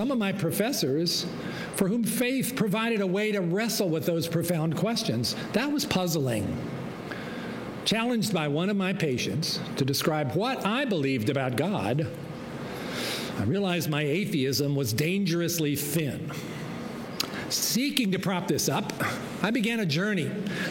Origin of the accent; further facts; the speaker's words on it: Virginia, United States; as I was growing up in Virginia